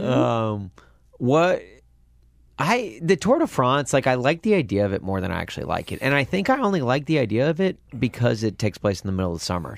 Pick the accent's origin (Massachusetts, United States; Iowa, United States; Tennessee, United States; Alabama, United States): Tennessee, United States; near Brentwood, Nashville; we had a theater in Nashville, in Brentwood, in my, just outside of my hometown